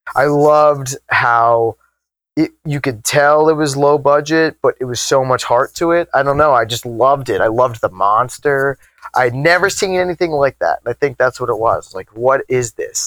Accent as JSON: {"language": "English", "area": "Long Island", "region": "New York", "country": "United States", "tie": "born or raised there", "said": "growing up on Long Island, the city is just a train ride away"}